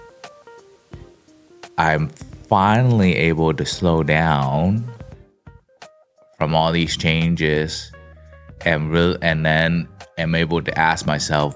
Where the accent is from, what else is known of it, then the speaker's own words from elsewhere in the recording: Kowloon, Hong Kong; now in Silicon Valley, United States; the kid growing up in Hong Kong in Sam Shui Po, which is like, yeah, it's in the Kowloon side